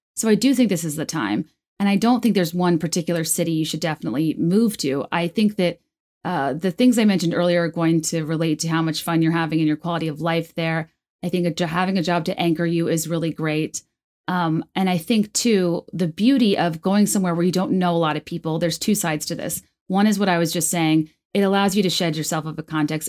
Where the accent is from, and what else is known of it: Virginia, United States; born or raised there; moved away as an adult; also born or lived in New York / San Francisco / Chicago